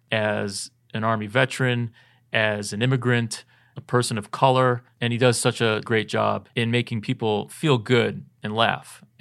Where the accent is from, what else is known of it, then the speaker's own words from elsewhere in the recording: United States; I am a, I'm an American of color.